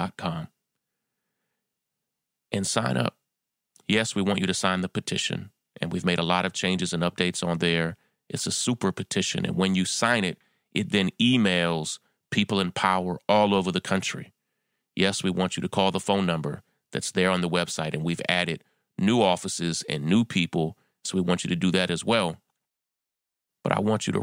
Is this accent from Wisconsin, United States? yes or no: no; New York, United States; my hometown of New York